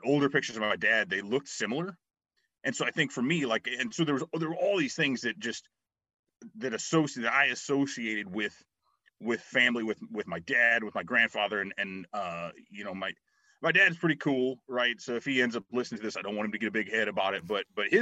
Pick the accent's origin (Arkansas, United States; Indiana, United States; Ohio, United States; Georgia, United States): Indiana, United States; South Bend area; born or raised there